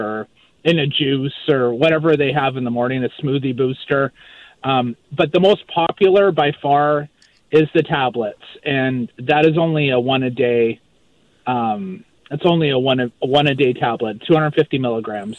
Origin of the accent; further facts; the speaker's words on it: Maple Ridge, British Columbia, Canada; also born or lived in Vancouver Island; now in Moncton, Canada; I'm originally from Maple Ridge, BC. Grew up in Maple Ridge. And I now live in Moncton, New Brunswick